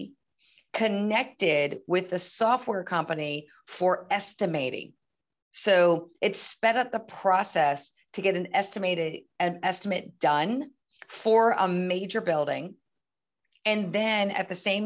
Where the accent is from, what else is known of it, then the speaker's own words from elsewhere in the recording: East Coast, United States; I was raised on the East Coast.